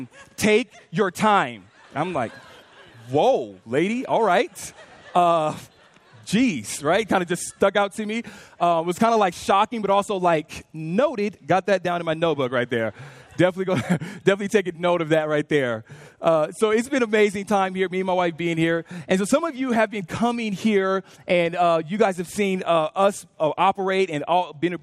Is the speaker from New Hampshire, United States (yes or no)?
no; California, United States; moved away as an adult; now in Louisville, United States; we're from California. We've been here about a year